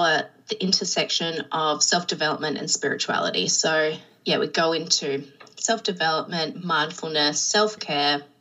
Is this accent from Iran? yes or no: no; Adelaide, South Australia, Australia; moved away as an adult; I am from South Australia, so Adelaide in Australia. And so I'm an only child. So I grew up on the coast with my parents and some pets.